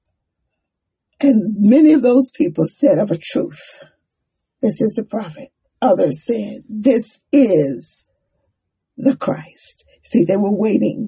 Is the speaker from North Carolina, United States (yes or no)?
yes; Durham, North Carolina, United States; also born or lived in Monroe; I was born in Monroe, but I grew up in Durham